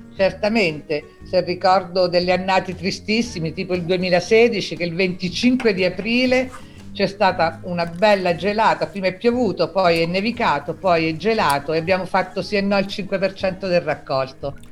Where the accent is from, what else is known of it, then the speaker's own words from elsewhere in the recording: Abruzzo, Italy; also born or lived in L'Aquila; sono abruzzese, mi trovo all'Aquila